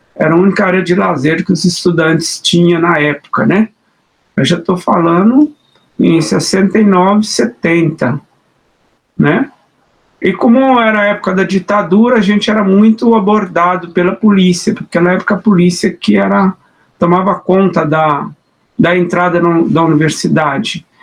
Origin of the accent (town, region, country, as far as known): Minas Gerais, Brazil; now in São Paulo, Brazil